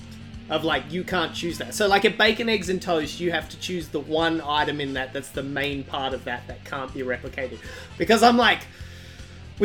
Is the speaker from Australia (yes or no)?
yes; Australia; We're not British here. We're Australian